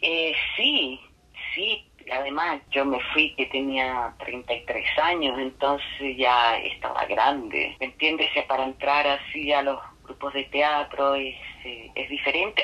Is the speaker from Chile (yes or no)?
yes; Chile; moved away; also born or lived in Venezuela; Uno aprende ya como chileno a hablar en voz alta